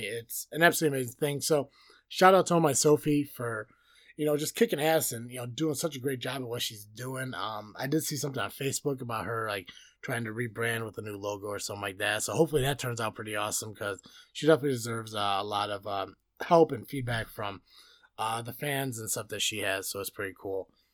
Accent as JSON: {"language": "English", "country": "United States", "said": "being an American"}